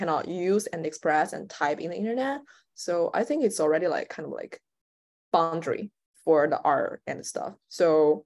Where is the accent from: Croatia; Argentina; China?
China; moved away as an adult; also born or lived in Shanghai; I'm not in China right now